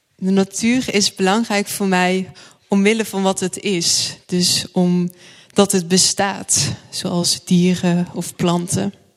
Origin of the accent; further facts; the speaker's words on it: Thorn, Limburg, Netherlands; ik ben opgegroeid in een eh, dorpje Toren.